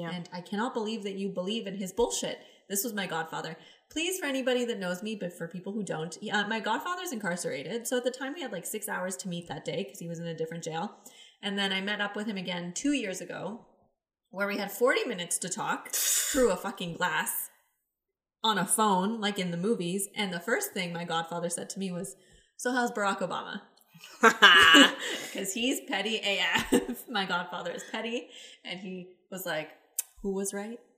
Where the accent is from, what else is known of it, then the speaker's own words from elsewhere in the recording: Mississauga, Ontario, Canada; moved away as an adult; now in Toronto, Canada; we are both from Mississauga.